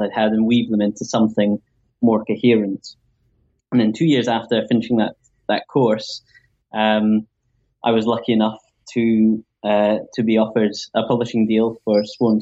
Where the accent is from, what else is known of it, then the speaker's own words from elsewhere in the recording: Wiltshire, South West England, United Kingdom; I grew up in Wiltshire in England, which is quite rural.